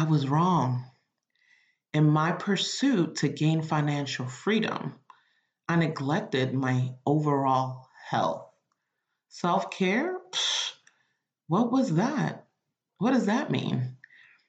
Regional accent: Nigeria; I'm Nigerian

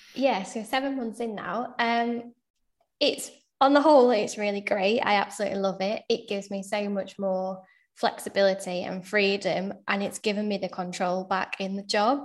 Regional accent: Sheffield, Yorkshire and the Humber, United Kingdom; moved away as an adult; now in Manchester, United Kingdom; I'm originally from Sheffield, now living in Manchester.

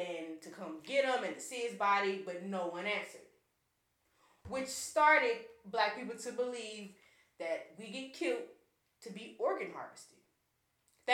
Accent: Hammond, Louisiana, United States; I'm from Hammond, Louisiana

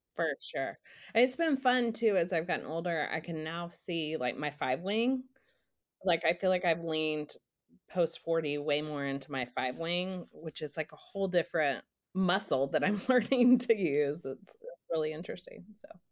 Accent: Dallas, Texas, United States; now in Nashville, United States; I live in Nashville, um, I grew up in Dallas

